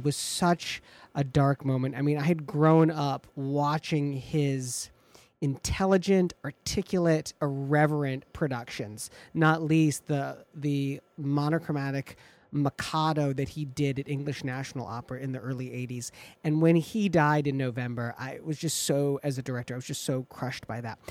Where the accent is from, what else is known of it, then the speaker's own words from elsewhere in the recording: Michigan, United States; moved away; back home in Michigan with family and friends